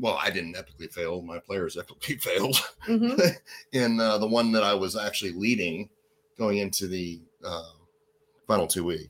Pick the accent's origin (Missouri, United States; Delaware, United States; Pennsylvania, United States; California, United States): California, United States; hometown on the San Lorenzo River; moved away; my hometown